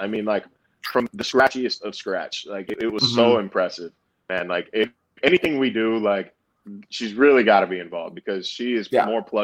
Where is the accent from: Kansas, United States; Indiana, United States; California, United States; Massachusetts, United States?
California, United States; moved away as an adult; also born or lived in Arizona / Texas; now in Buffalo, United States; I'm not just from California, man. I lived in California for 18 years. I lived in Arizona for 6 years. I lived in Texas for a year.